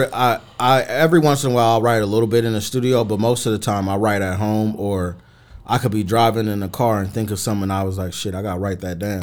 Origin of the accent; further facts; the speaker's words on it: Mesa, Arizona, United States; growing up in Mesa, it, it's definitely different from, you know, Phoenix.